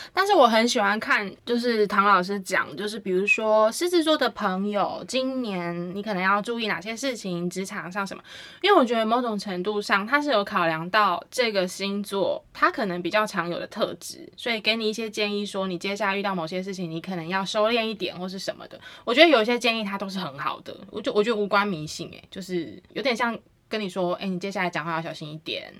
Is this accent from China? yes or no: no; Taiwan; 对于我们台湾人来说